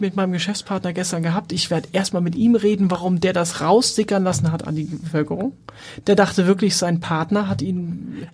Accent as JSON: {"language": "German", "region": "Hamburg", "country": "Germany", "tie": "born or raised there", "moved": "as an adult", "said": "bin in Wohldorf aufgewachsen"}